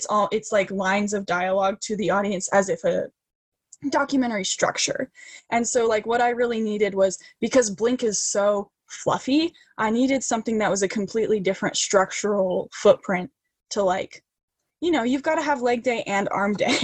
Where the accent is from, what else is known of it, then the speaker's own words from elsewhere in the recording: Boise, Idaho, United States; growing up in Idaho and being a teenager in Idaho and wanting out of Idaho